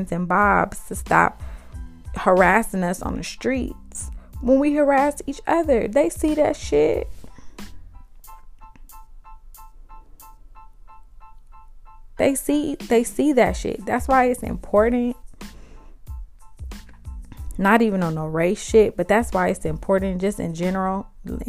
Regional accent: Compton, California, United States; also born or lived in South Central Los Angeles; I'm from Compton, California, by way of South Central Los Angeles, 43rd and Hoover, and Central and Alondra.

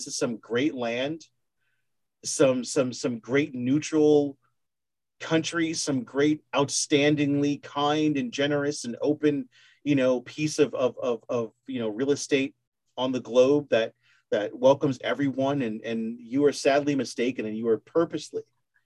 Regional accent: United States; I'm an American

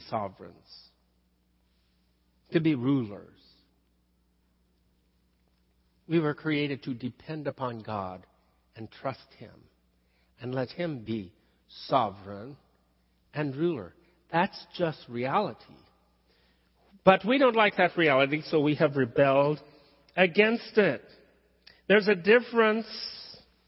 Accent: the South, United States; accent: southern; moved away; I slipped into my southern talk. It is my first language.

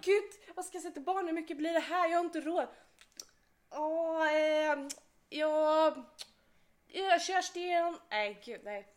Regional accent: Skåne, Sweden; accent: Scanian; jag kan inte få till en göteborgska. Jag får in skånskan

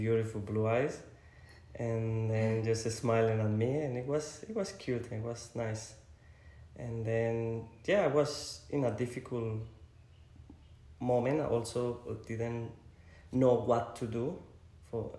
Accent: Colombia; moved away as an adult; now in Australia; I'm from Colombia, for the people that don't know me. I've been living in Australia for 8 years

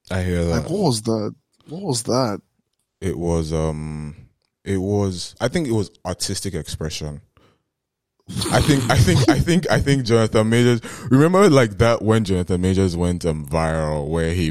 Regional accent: New York, United States; I'm from New York. I'm from New York.

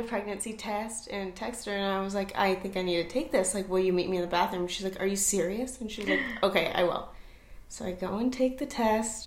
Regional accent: Orange County, California, United States; moved away as an adult; also born or lived in Tennessee; now in Nashville area, Tennessee, United States; I'm originally from Orange County, California, but I moved to Tennessee.

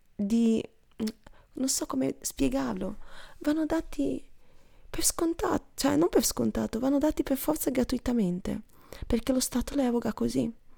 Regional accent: Stanghella, Veneto, Italy; moved away as an adult; noi a Stanghella abbiamo una bellissima chiesa

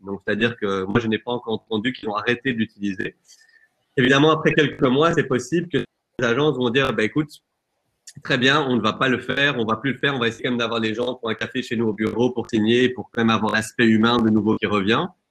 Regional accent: Flanders, Belgium; moved away as an adult; now in Brussels, Belgium; Je suis flamand à la base

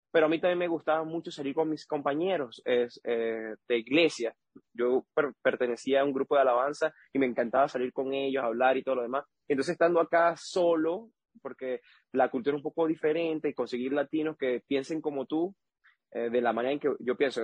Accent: Boconó, Trujillo, Venezuela; moved away as an adult; also born or lived in Panama; now in Taiwan; soy de Venezuela

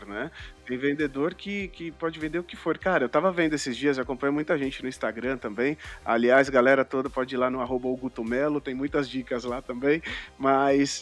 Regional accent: São Paulo, Brazil; Eu sou de São Paulo, isso. E aqui em São Paulo, na zona leste de São Paulo

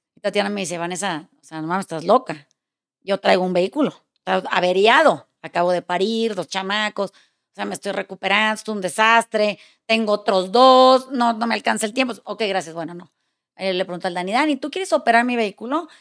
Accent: Mexico; soy mexicana

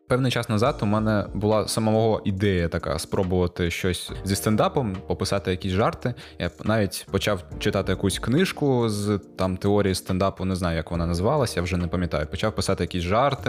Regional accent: Gurzuf, Crimea, Ukraine; Я з Гурзуфу, це це неподалік від Ялти

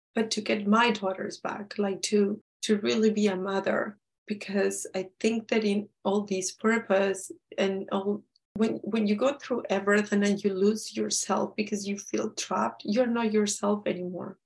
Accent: Peru; we're from Peru

